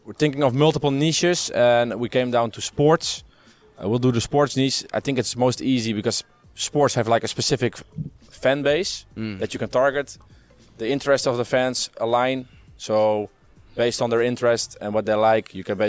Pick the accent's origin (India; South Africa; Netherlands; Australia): Netherlands; I'm from the Netherlands.